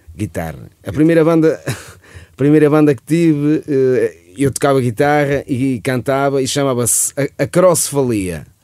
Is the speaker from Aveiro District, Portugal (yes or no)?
yes; Santa Maria de Lamas, Aveiro District, Portugal; Eu e o João Pedro somos de Santa Maria de Lamas. Eh, estudámos no mesmo colégio, que é no Colégio, colégio de Santa Maria de Lamas. E, eh, e pronto, estudámos desde o quinto ano